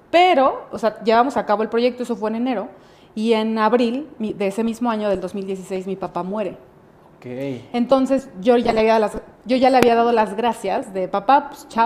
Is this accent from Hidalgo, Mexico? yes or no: no; Querétaro, Mexico; also born or lived in Mexico City; yo nací en Ciudad de México, pero cinco años, a los cinco años me vine a vivir acá.